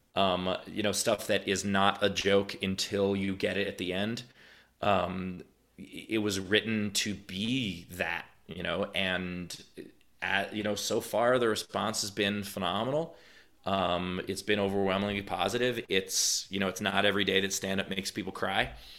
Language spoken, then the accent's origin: English; New York City, New York, United States; I'm from New York. I'm not from some, you know, small town where I was the only Jew. I, my high school was forty percent Jewish